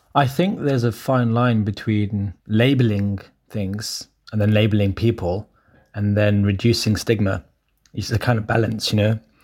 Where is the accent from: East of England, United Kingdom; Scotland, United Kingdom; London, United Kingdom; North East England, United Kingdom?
London, United Kingdom; growing up in Brent, for example, uh, uh, especially with, like, I, I come from a, a Cypriot background